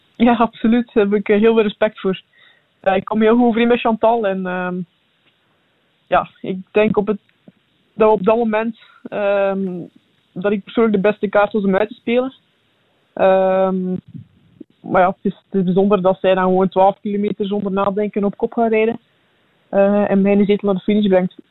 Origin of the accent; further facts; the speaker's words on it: Belgium; als Belg